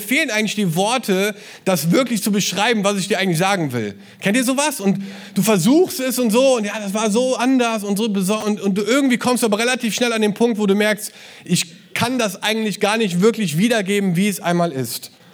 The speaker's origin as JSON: {"language": "German", "town": "Cologne", "region": "North Rhine-Westphalia", "country": "Germany", "said": "als Kölner"}